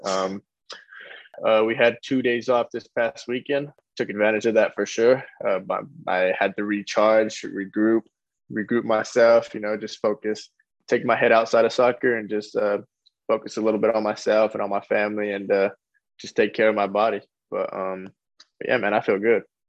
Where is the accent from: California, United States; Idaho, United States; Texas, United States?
California, United States; Lompoc; moved away; also born or lived in Casa Grande; where I come from Lompoc, there's nothing to do as well.